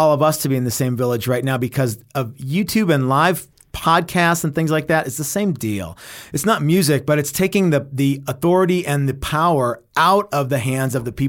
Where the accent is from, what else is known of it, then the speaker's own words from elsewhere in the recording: Texas, United States; so I grew up in North Texas, where there wasn't a huge punk rock scene